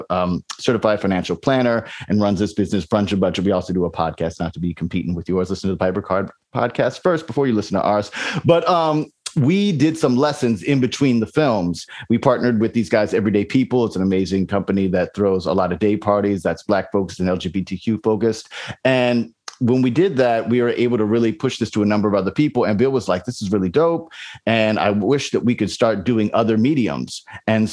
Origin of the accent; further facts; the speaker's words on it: U.S. Virgin Islands; I grew up in St. Croix in the Virgin Islands